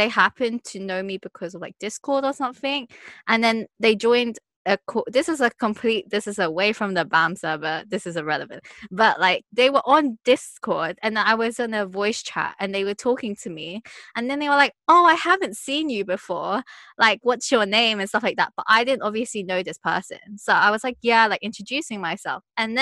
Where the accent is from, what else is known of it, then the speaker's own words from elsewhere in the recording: United Kingdom; I'm British